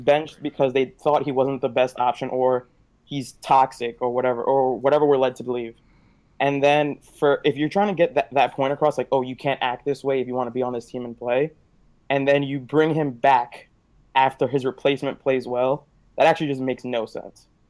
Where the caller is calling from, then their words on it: New York, United States; I'm calling from the Bronx in New York